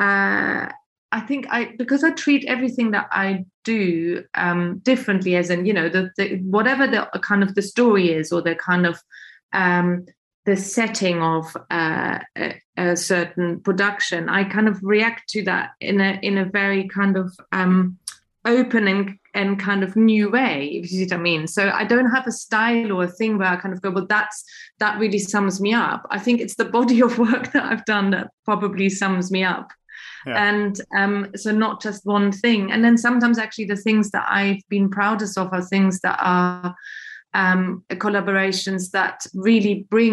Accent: Germany; moved away; I'm German, I'm not British either.

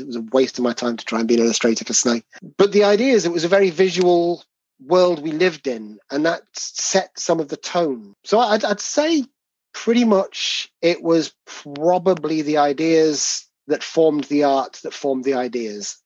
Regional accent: England, United Kingdom; you can tell our accents apart, even though we're both English

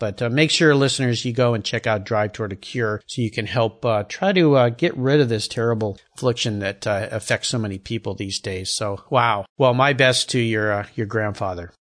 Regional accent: San Diego, California, United States; I grew up down in San Diego

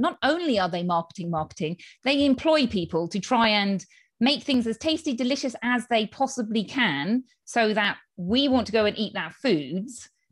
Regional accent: United Kingdom; moved away as an adult; now in Spain; as you can tell from my accent, I am from the U K

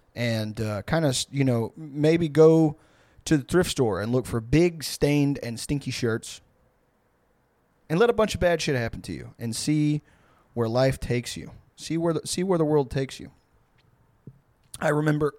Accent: Houston, Texas, United States; where I grew up in Houston

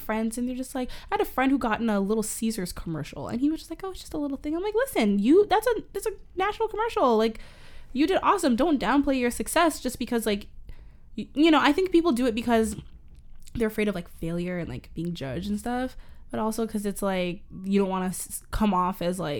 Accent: Canada; I'm Canadian

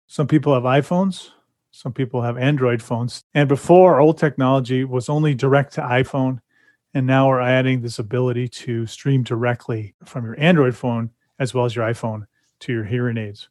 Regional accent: California, United States; I grew up in California, so that's how they talked

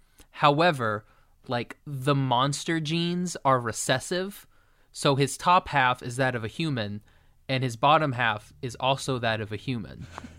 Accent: Maine, United States; I'm from Maine.

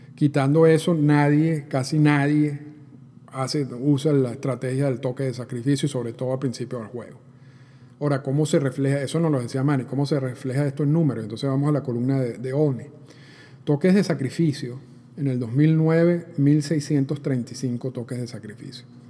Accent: Venezuela; yo soy venezolano

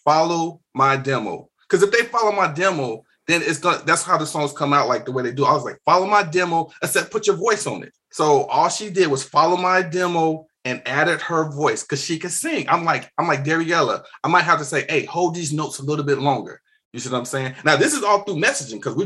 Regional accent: Chicago, Illinois, United States; growing up in Chicago, being in the city, we got all kind of music here

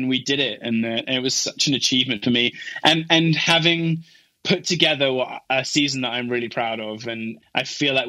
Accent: England, United Kingdom; moved away; my wife is Swedish and I'm English

